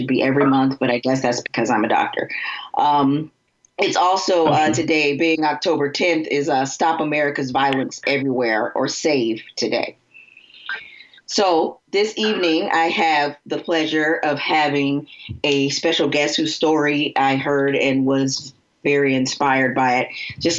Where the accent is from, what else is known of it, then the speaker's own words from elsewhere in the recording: Florida, United States; now in Cincinnati, United States; I'm from Florida, and I'm currently practicing in Cincinnati, Ohio.